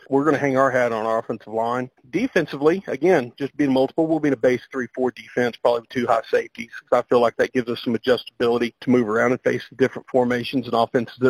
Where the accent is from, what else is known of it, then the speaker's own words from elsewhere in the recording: Tipton, Oklahoma, United States; I'm from Tipton, Oklahoma, originally.